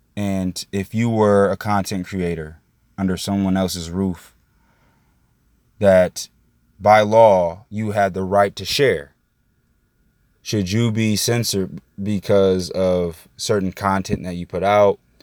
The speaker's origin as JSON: {"language": "English", "region": "Indiana", "country": "United States", "moved": "yes", "lives_now": "Florida, United States", "said": "I'm from Indiana."}